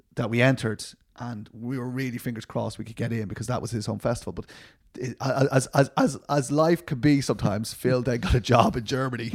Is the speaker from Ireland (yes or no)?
yes; Dublin, Leinster, Ireland; I'm from Dublin.